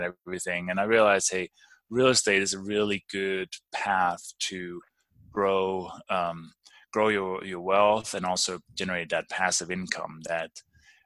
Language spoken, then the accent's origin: English; Denmark; moved away as an adult; also born or lived in London, England / Maryland / Albuquerque, New Mexico; now in Durango, Colorado, United States; I'm actually originally from Denmark